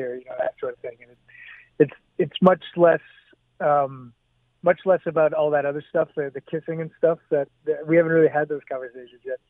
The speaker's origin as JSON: {"language": "English", "town": "Hamilton", "region": "Ontario", "country": "Canada", "tie": "born or raised there", "said": "growing up in Hamilton, going to theater school"}